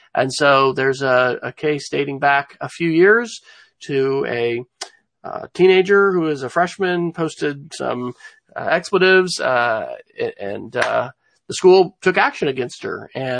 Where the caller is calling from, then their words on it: Oklahoma City, Oklahoma, United States; I'm joining from Oklahoma City, where we are having some spring weather